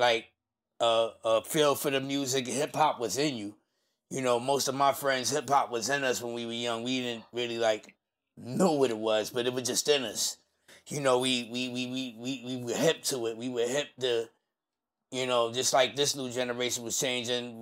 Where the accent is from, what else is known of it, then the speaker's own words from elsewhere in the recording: New York City, New York, United States; also born or lived in California; I'm from Brownsville, Brooklyn. That's where I was born and raised